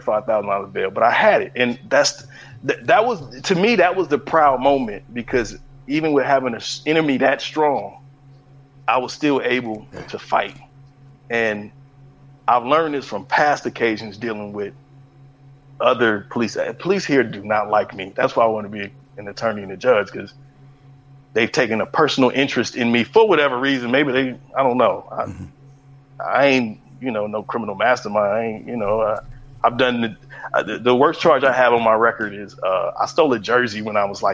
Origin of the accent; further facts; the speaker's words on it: Los Angeles, California, United States; also born or lived in San Francisco Bay Area; I was born in the Bay, raised in L.A., all over